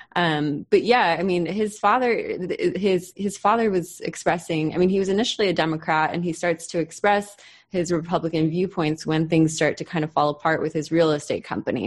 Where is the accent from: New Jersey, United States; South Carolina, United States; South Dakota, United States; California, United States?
California, United States; Southern; which is the same time that I grew up in Southern California. I'm just a couple years younger than him, and I grew up a couple hours south of where he did